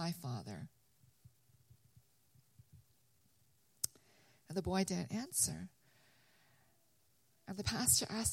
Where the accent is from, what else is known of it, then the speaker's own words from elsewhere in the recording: London, Ontario, Canada; also born or lived in Korea; now in United States; I was born in Korea, and I immigrated, our family immigrated in 1975. So I started kindergarten, and we immigrated to Canada. So I lived in London, Ontario, which is a small little city 2.5 hours from Toronto